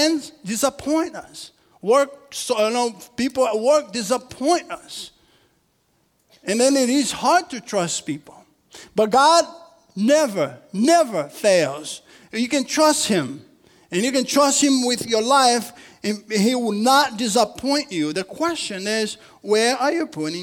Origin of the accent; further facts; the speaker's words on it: Rio de Janeiro, Brazil; moved away; I'm from Brazil. And I'm from a city called Rio in Brazil